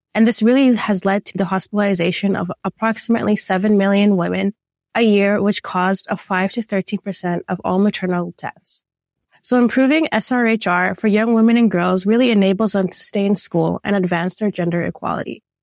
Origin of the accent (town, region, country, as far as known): Toronto, Ontario, Canada; born or raised there